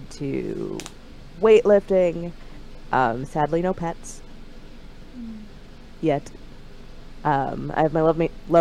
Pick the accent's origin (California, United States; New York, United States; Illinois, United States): Illinois, United States; Central; I am from Central Illinois, smack dab in the middle of, well, not technically in the middle